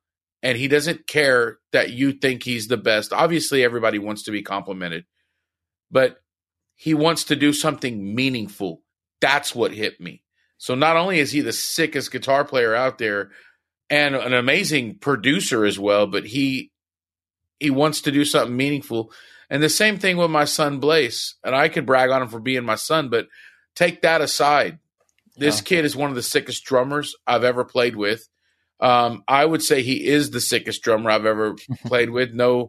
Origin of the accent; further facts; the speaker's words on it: Victoria, British Columbia, Canada; Weston's from my hometown of Victoria, like I said.